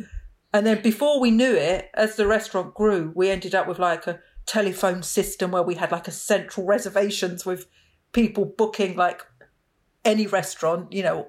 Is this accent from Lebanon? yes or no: no; Romford, London, United Kingdom; I was born in East London, and when I was about 2 or 3, my parents moved to the leafy suburbs of Romford in Essex.